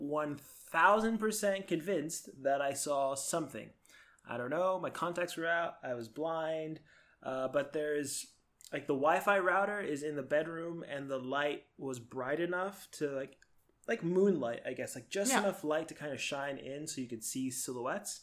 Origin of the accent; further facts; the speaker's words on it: Florida, United States; moved away; I grew up in Florida, where a similar climate